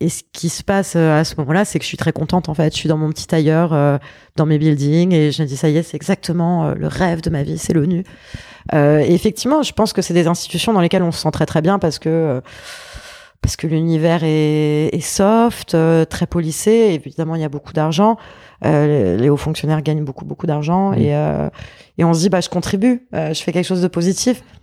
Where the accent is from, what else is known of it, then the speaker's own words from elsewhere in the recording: south of France, France; also born or lived in Paris; Alors, je suis née à Paris. Ouais. Euh, de parents parisiens, grands-parents parisiens, tout le monde était parisien. Et euh, quand j'avais 5 ans, euh, mes parents ont perdu tout ce qu'ils avaient et il leur restait une seule chose, c'était une maison dans le sud de la France